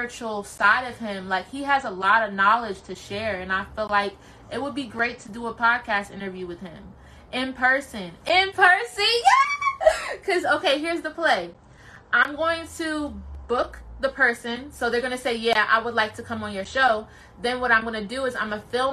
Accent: Columbia, Maryland, United States; He's also from the same hometown I'm from. I'm from Columbia, Maryland

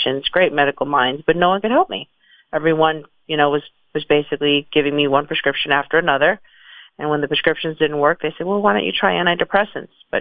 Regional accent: New York City, New York, United States; moved away as an adult; also born or lived in San Francisco; I grew up in the Bronx.

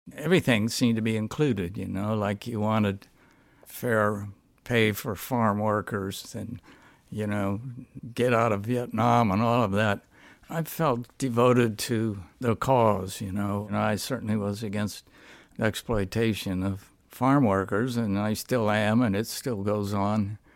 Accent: Stockton, California, United States; I grew up in Stockton, California, which was a very good fight town

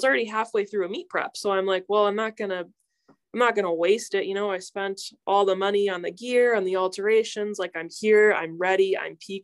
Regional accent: Plymouth, Wisconsin, United States; moved away as an adult; now in Green Bay, United States; I'm originally from Plymouth, Wisconsin

